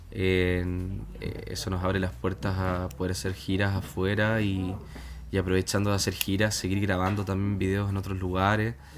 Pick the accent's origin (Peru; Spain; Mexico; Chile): Chile; Aquí en Chile estamos recibiendo muchos extranjeros